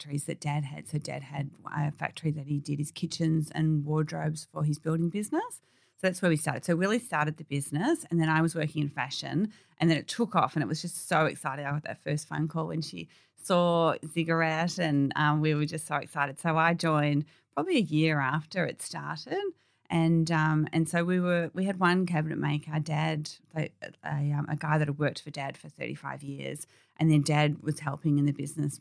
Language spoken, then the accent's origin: English; Warrandyte, Victoria, Australia; we grew up in Warrantine and we just sort of down to earth girls